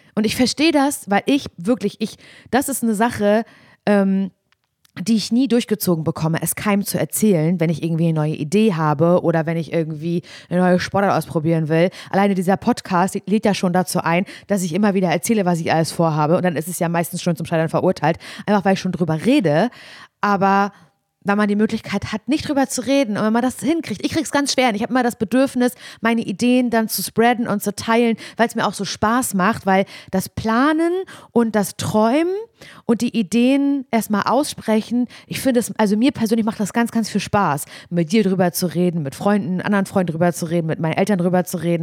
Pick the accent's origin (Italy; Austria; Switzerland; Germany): Germany; Parchim, Mecklenburg-Vorpommern; moved away as an adult; ich komme ja aus Parchim